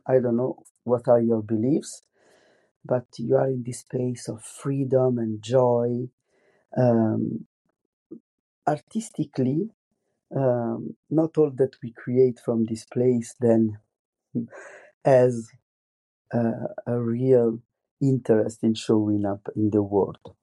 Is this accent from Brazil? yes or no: no; Italy; accent: strong Italian; English is a second language; moved away as an adult; now in France; I have a very strong Italian accent also in French